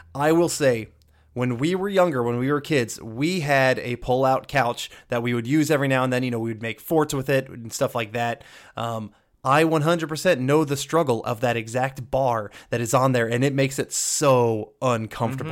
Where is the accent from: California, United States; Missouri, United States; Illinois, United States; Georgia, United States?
Georgia, United States; I grew up from Georgia